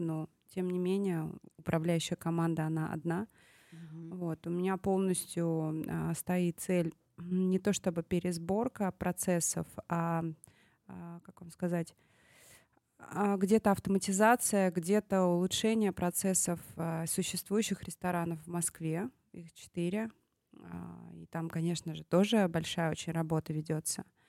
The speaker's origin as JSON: {"language": "Russian", "region": "Tashkent", "country": "Uzbekistan", "tie": "born or raised there", "moved": "yes", "said": "этот проект в моем родном городе. Я здесь выросла"}